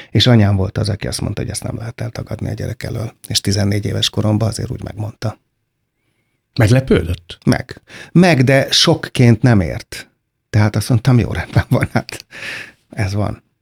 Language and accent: Hungarian; Hungary; Hát én, nagyon-nagyon-nagyon öntudatos magyar vagyok, de én büszke arra vagyok, amit én csináltam, és nem arra, amit születtem aminek születtem.